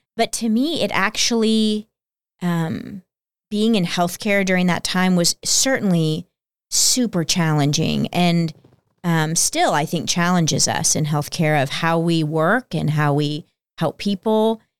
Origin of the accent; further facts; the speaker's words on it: Plano, Texas, United States; also born or lived in Peoria, Illinois; I was two when we moved to the Dallas area to Plano, Texas. And I was raised there